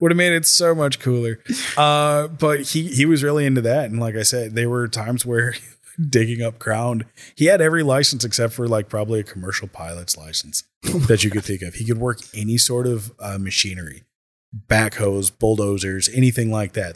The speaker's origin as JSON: {"language": "English", "region": "Minnesota", "country": "United States", "tie": "born or raised there", "also_born_or_lived": "California", "said": "I moved to Minnesota from California at the age of ten"}